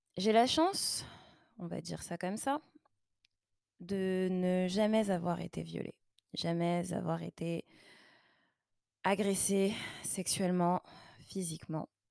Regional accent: Paris region, Île-de-France, France; moved away as an adult; now in Montreal, Canada; en région parisienne, là d'où je viens

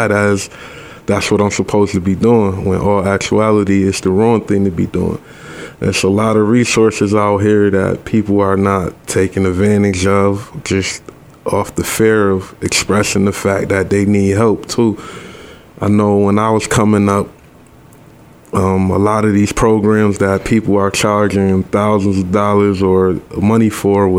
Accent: Rochester, New York, United States; I was born and raised here right in Rochester, New York. Grew up in the 19th Ward on the west side around the Thurston area

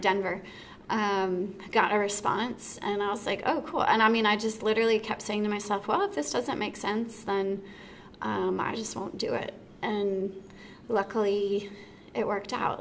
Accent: Dallas, Texas, United States; also born or lived in Houston, Texas / Atlanta, Georgia; now in Winston-Salem, United States; I'm originally from Dallas, Texas

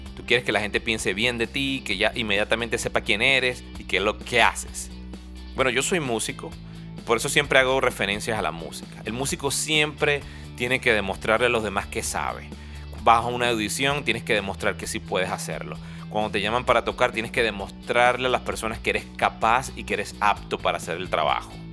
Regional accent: Venezuela; moved away as an adult; nosotros salimos de Venezuela

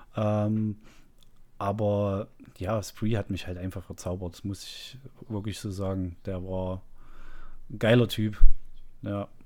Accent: lives in Zwickau, Saxony, East Germany, Germany; ich bin ja ein Ossi und bin äh, erst nach der Wende in den Kontakt gekommen mit äh, westlichen Dingen

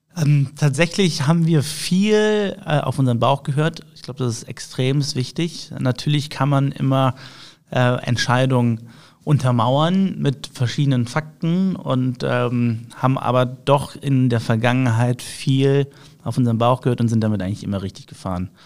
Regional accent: Düsseldorf, North Rhine-Westphalia, Germany; Ich bin gebürtiger Düsseldorfer, also in mir fließt äh, das Düsseldorfer Blut

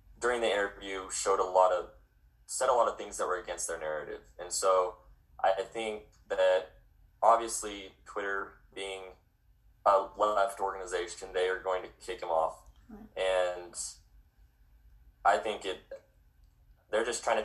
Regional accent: Utah, United States; I'm from Utah

